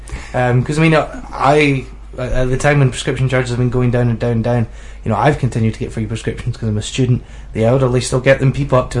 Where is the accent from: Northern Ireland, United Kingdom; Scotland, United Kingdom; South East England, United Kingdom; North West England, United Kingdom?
Scotland, United Kingdom; am I the only Scottish student in the room?